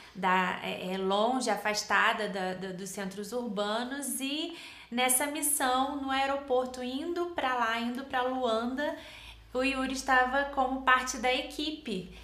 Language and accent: Portuguese; Rio de Janeiro, Brazil; also born or lived in Nova Iguaçu; Eu sou do Rio de Janeiro, nasci em Nova Iguaçu, cresci na capital, Jacarepaguá, Tijuca